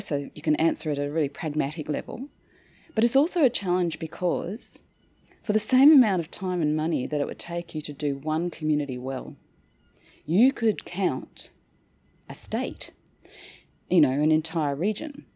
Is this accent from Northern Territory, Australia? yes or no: yes; Northern Territory, Australia; moved away; So I went back to the Northern Territory, my hometown, uh, as a bureaucrat